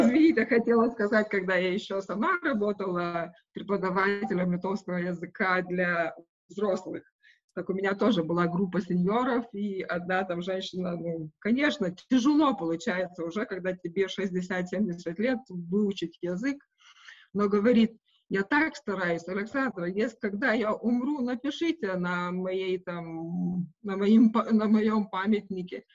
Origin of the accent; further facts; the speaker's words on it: Šilutė, Klaipėda County, Lithuania; Russian is a second language; moved away as an adult; now in Visaginas, Lithuania; я сама вообще из Жамайтии, из Шилута